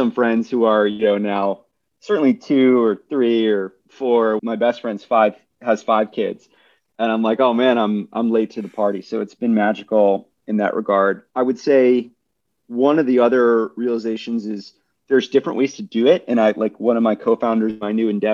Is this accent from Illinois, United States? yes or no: yes; Chicago, Illinois, United States; moved away as an adult; also born or lived in New York; Dialing in from Chicago. So after 16 years away, prodigal son returns to his hometown